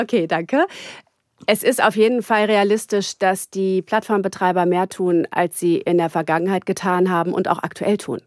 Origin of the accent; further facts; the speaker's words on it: Gütersloh, North Rhine-Westphalia, Germany; now in Berlin, Germany; ich komme aus Gütersloh